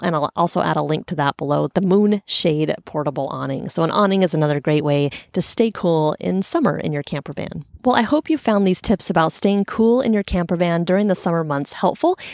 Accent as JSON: {"language": "English", "town": "Portland", "region": "Oregon", "country": "United States", "tie": "born or raised there", "said": "I grew up in Portland."}